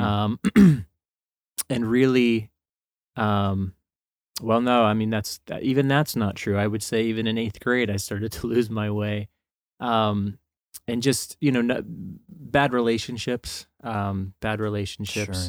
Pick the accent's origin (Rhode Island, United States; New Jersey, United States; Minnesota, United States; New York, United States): New Jersey, United States; northern; grew up born and raised in New Jersey.